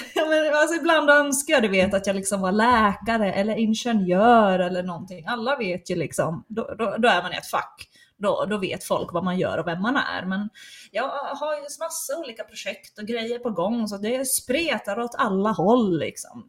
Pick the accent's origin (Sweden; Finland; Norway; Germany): Finland; Ostrobothnia; first language Swedish; moved away; jag är uppvuxen i den svenskaste kommunen i hela Finland